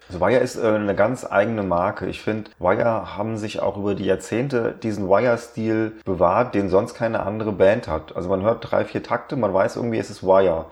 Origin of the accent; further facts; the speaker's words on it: Germany; als Deutscher